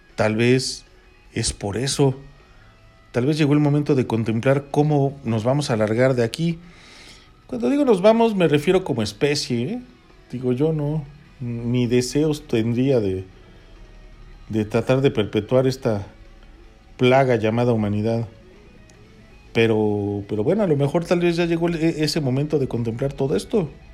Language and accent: Spanish; Toluca, State of Mexico, Mexico; Los que somos de aquí de Toluca